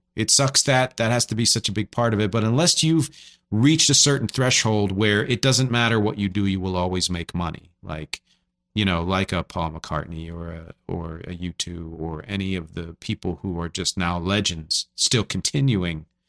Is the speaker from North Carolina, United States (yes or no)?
no; Philadelphia, Pennsylvania, United States; I'm from Philly